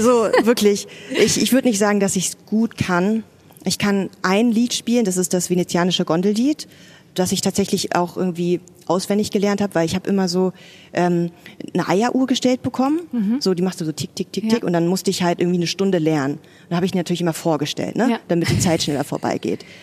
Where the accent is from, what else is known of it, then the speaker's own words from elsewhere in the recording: Berlin, Germany; Ja, also erstmal Westberlinerin, genau, meine Eltern hatten ein Restaurant